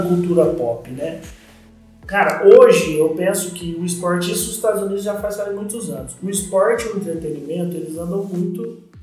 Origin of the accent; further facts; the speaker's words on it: Franca, São Paulo, Brazil; quando eu voltei para Franca, em 99, meu pai tinha uma escolinha de basquete aqui